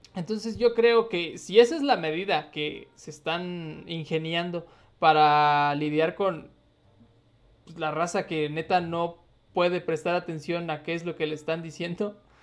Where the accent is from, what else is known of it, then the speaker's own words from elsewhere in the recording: Jalpan, Mexico; moved away; a mi pueblo